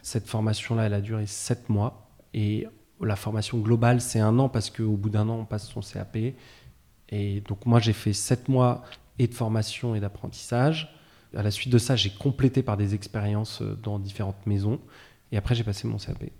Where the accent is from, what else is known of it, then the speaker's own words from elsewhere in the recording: Versailles, Île-de-France, France; moved away as an adult; also born or lived in Paris; now in Nantes, France; j'ai grandi euh, essentiellement à Versailles, à côté de Paris